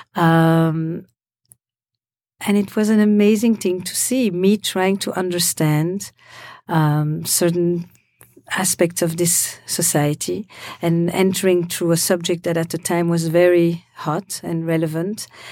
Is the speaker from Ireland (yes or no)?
no; Belgium; moved away; also born or lived in Israel; I come from Belgium